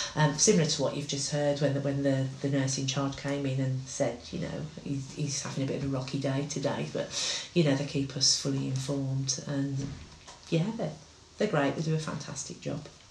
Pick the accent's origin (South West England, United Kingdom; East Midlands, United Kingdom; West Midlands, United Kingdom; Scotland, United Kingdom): West Midlands, United Kingdom; Wolverhampton; we're from Wolverhampton.